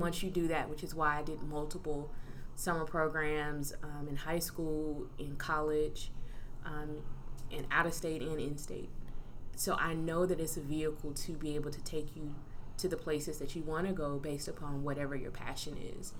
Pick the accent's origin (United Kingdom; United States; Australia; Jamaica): United States; Fairfield, Alabama; moved away as an adult; also born or lived in Maryland; I'm originally from Fairfield, Alabama